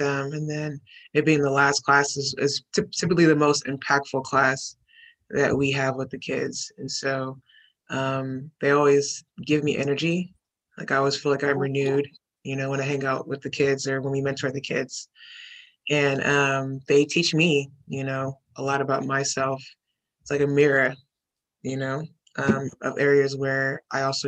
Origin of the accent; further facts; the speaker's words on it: Houston, Texas, United States; I grew up in, I'm from Houston, Texas, native Houstonian, grew up in A-Leaf